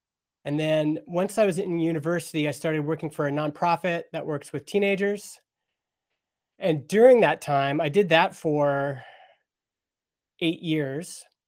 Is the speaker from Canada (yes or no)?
yes; Stony Plain, Alberta, Canada; I grew up in Stony Plain, Alberta, little town west of Edmonton. It was little when I was growing up there. When I was growing up there, it was like a dusty agriculture town.